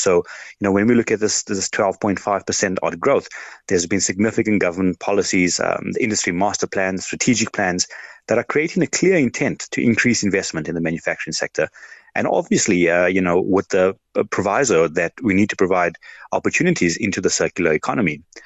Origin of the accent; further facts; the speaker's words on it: South Africa; being a South African